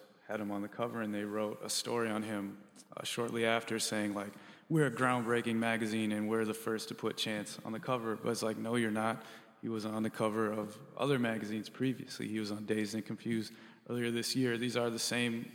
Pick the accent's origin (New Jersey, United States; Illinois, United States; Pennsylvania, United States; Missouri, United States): Illinois, United States; Chicago; I'm from the Hyde Park where Vic is from and Wiley